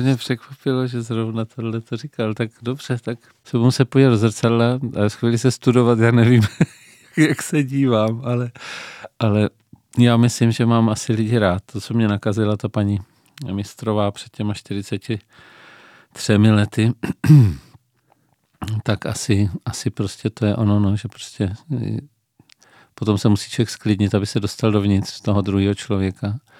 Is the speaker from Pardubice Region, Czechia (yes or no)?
yes; Pardubice, Pardubice Region, Czechia; now in Brno, Czechia; narodil jsem se v Pardubicích, eh, v početné rodině